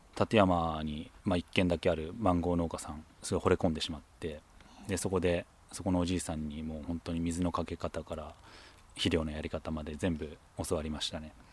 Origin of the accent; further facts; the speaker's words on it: Tokyo, Japan; moved away as an adult; now in Tateyama, Japan; もともと東京出身